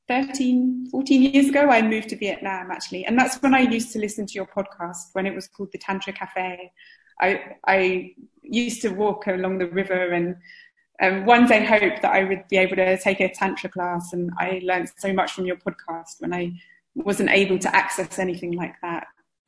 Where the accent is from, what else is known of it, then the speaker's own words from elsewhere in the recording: United Kingdom; I'm from the UK.